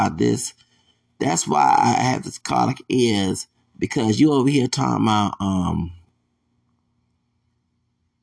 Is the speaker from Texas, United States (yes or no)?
yes; Texas, United States; I'm from Texas